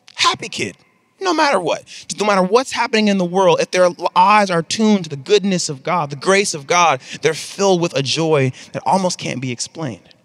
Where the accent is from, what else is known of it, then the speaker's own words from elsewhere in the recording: Mississippi, United States; now in Texas, United States; I come from Mississippi, and I live in Texas now